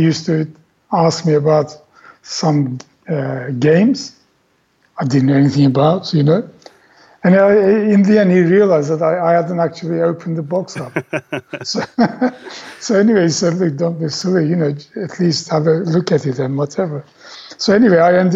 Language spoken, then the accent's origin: English; Turkey; English is a second language; moved away as an adult; having come from Turkey, you know, English wasn't my native language and I was still learning it